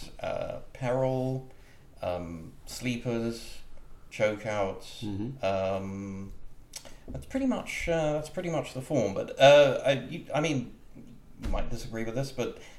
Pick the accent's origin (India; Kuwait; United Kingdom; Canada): United Kingdom; moved away as an adult; now in United States; I'm from Britain originally